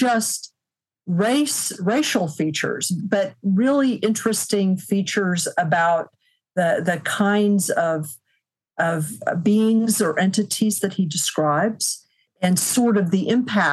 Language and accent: English; Midwest, United States; speaking as a Midwesterner